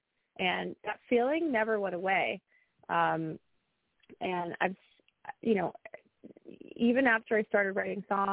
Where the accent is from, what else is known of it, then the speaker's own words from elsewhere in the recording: United States; where I grew up in the New York, New Jersey metropolitan area